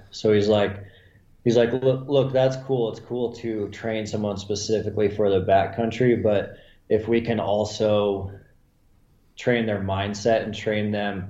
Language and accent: English; Montana, United States; I just knew that from growing up in Montana and watching the people that were successful consistently